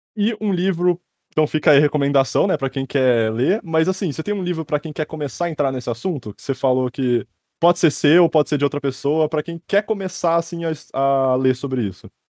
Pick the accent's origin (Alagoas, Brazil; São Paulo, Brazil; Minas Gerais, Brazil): São Paulo, Brazil; Sorocaba; Eu sou de Sorocaba, eu tô aqui agora